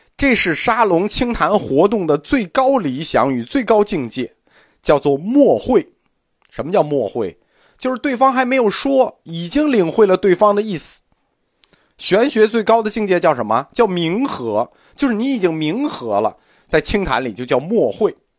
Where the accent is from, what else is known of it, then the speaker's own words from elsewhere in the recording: China; 我们中国人